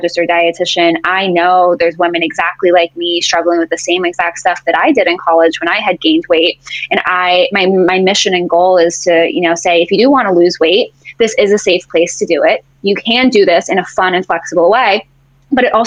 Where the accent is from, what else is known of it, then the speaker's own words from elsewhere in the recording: Boston, Massachusetts, United States; also born or lived in Jacksonville, Florida; now in St. Petersburg, United States; I was born and raised in Boston